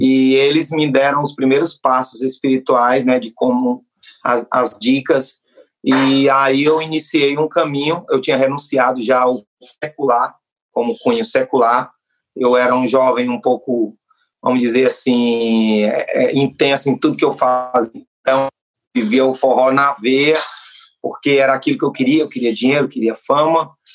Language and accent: Portuguese; Northeast Region, Brazil; sou nordestino